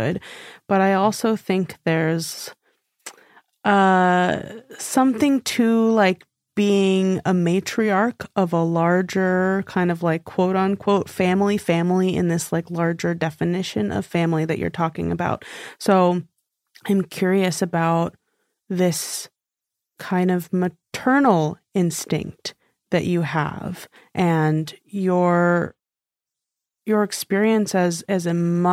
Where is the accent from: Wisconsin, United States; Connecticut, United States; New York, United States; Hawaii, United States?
New York, United States; moved away as an adult; I grew up in New York